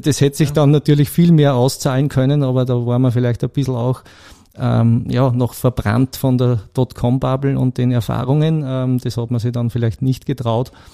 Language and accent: German; Blindenmarkt, Lower Austria, Austria; moved away as an adult; now in Krenglbach, Austria; ich bin eigentlich ein gebürtiger Niederösterreicher okay. aus Blindenmarkt bei Amstetten.